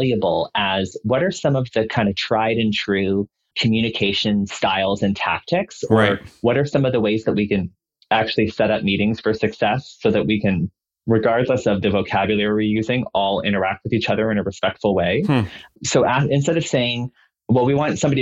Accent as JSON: {"language": "English", "town": "Dartmouth", "region": "Nova Scotia", "country": "Canada", "tie": "born or raised there", "moved": "yes", "lives_now": "Toronto, Canada", "said": "I'm from Nova Scotia. Mm-hmm. And when I was growing up in Nova Scotia"}